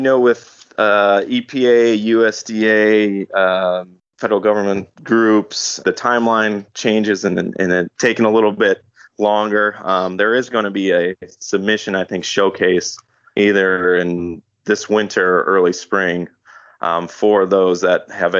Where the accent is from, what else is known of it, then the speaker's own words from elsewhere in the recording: just outside of Green Bay, Wisconsin, United States; moved away as an adult; also born or lived in Georgia / Florida; I'm originally from just outside of Green Bay.